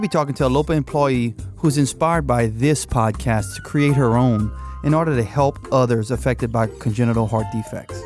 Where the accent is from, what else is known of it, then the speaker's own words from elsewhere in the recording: Cajun, Louisiana, United States; accent: Cajun; being Cajun